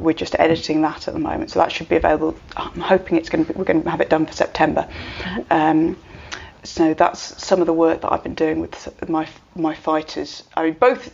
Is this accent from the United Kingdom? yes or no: yes; United Kingdom; we're British